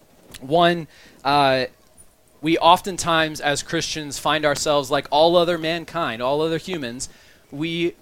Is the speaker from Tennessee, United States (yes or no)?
no; Maryland, United States; also born or lived in Montgomery County, Maryland; now in Baltimore, United States; I'm from Maryland